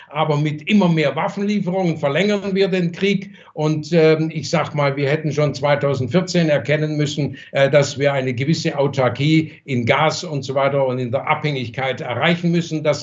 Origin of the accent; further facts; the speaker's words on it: Germany; born there; Ich habe hier die Verantwortung, hier bin ich geboren, das ist mein Heimatland und gegenüber meinem Heimatland habe ich auch eine Verantwortung.